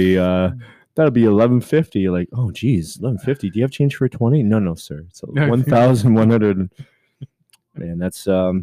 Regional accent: Canada; I'm Canadian

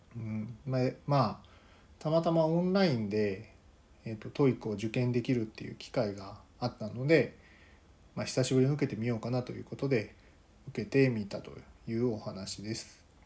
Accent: Kansai, Japan; moved away as an adult; also born or lived in Tokyo; 生まれは関西なんですけど

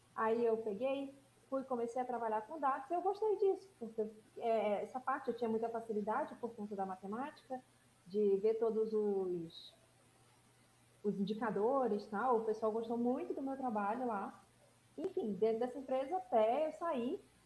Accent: Rio de Janeiro, Brazil; eu sou carioca

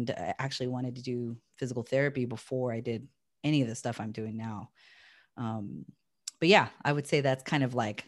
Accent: California, United States; also born or lived in Hawaii; I'm originally from Hawaii and I lived there till I was about 5 and we moved to California.

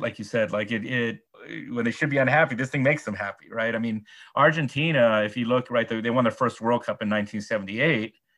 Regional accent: United States; As an American

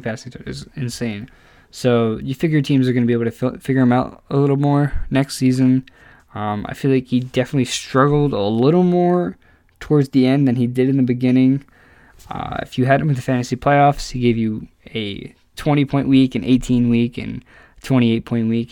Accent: New Jersey, United States; we're from New Jersey

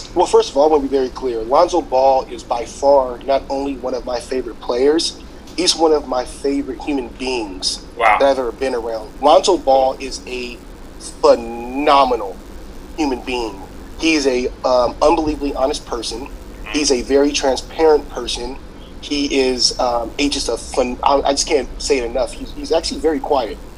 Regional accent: Louisiana, United States; moved away as an adult; now in Los Angeles, United States; I'm from Louisiana. I moved here um, in 2008

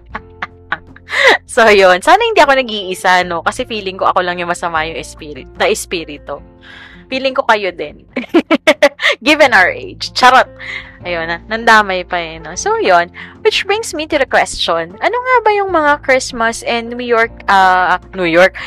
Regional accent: Central Luzon, Philippines; now in Quezon City, Philippines; nung nasa Bulacan kami, I grew up in Bulacan

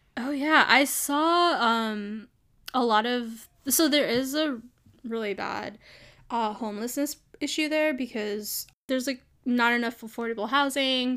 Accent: New York City, New York, United States; moved away as an adult; also born or lived in California; now in San Francisco, United States; I grew up in New York. I grew up in Brooklyn

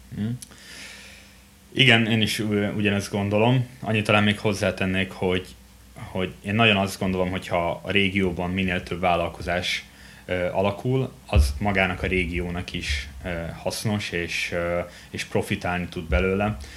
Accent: Győr, Győr-Moson-Sopron, Hungary; Győrben születtem

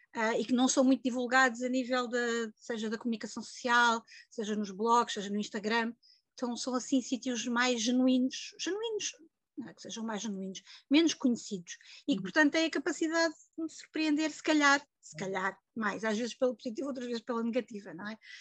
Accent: Lisbon, Portugal; moved away as an adult; now in Santarém, Portugal; nasci e vivi quase sempre em Lisboa

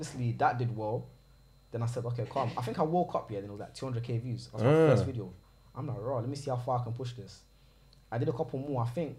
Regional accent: London, United Kingdom; I'm from South.

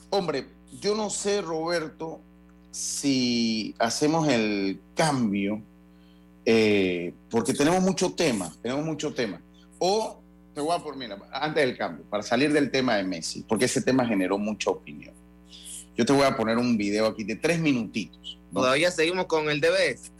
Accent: Santo Domingo, Dominican Republic; acá sí le dicen de donde yo soy, allá en Santo Domingo, hombre.

